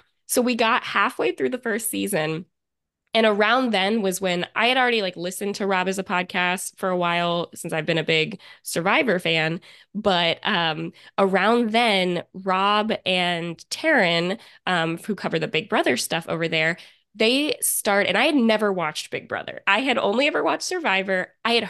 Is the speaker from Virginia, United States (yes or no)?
yes; Virginia, United States; I'm 29. I'm from Central Virginia, and that's where I live now as well.